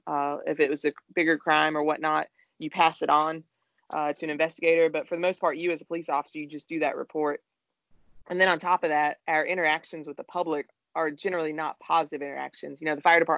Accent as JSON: {"language": "English", "town": "Raleigh", "region": "North Carolina", "country": "United States", "tie": "born or raised there", "said": "I'm born and raised in Raleigh"}